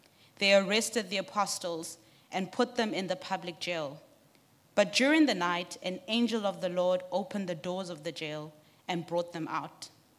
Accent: Lesotho; also born or lived in Johannesburg, South Africa; I grew up in Lesotho and Johannesburg. I speak Sesotho.

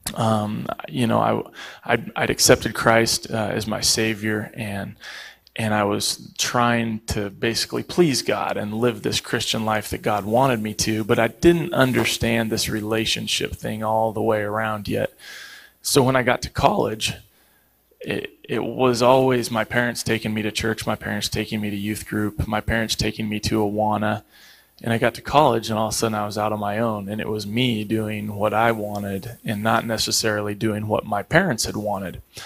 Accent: Eugene, Oregon, United States; moved away; also born or lived in Pittsburgh; I grew up in Eugene

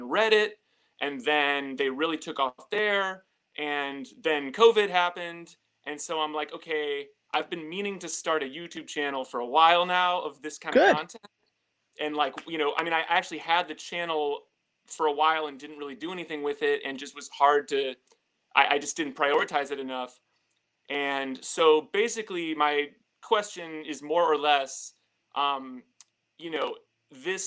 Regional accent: St. Louis, Missouri, United States; moved away as an adult; now in New York City, United States; I am originally from St. Louis

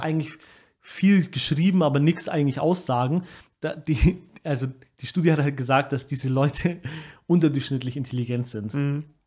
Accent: Munich, Bavaria, Germany; Wir sind aus München, aber wir, ich kann gar kein Bayerisch. So, ich bin hier geboren

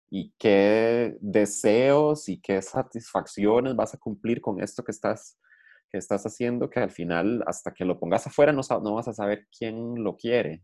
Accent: Liberia, Guanacaste, Costa Rica; Yo crecí en Liberia

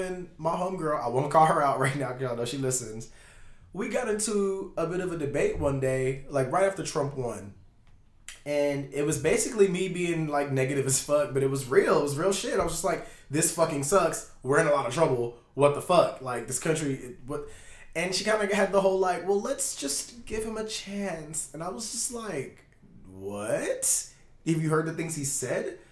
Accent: Jamaica; I'm Jamaican

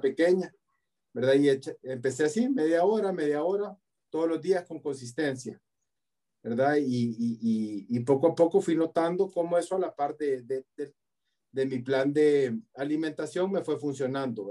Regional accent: El Salvador; Yo soy salvadoreño

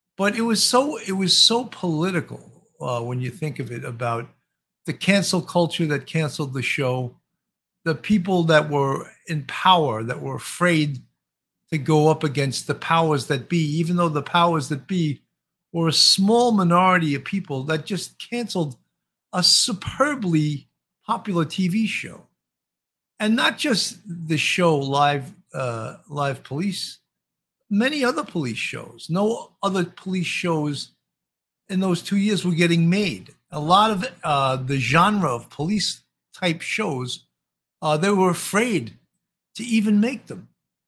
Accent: Baltimore, Maryland, United States; I'm originally from Baltimore.

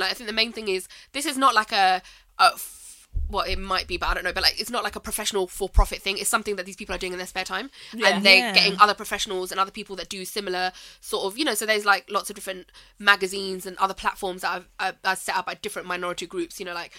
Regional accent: Pakistan; But it's not just that about specifically being Pakistani.

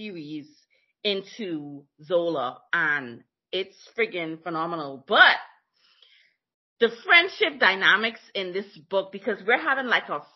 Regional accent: Bahamas; now in Oklahoma City, United States; I'm from Bahamas, live in Oklahoma City

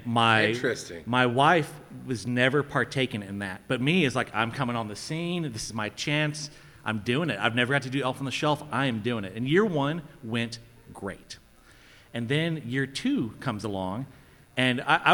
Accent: South Alabama, United States; I'm from South Alabama.

